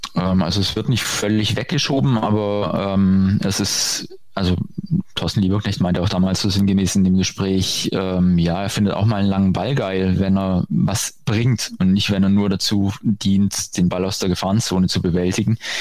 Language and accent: German; Baden-Württemberg, Germany; moved away as an adult; also born or lived in Darmstadt; now in Bergstraße, Germany; ich stamme aus Baden-Württemberg